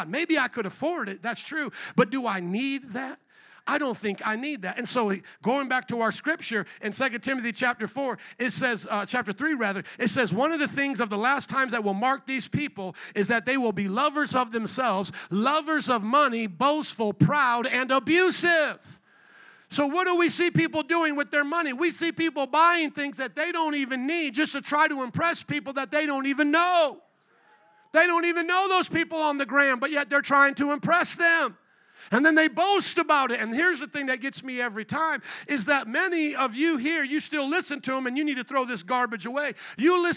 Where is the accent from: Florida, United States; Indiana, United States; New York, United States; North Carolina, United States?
Indiana, United States; Fort Wayne; now in Chicago, United States; I grew up in a land called Indiana. I grew up in a small town called Fort Wayne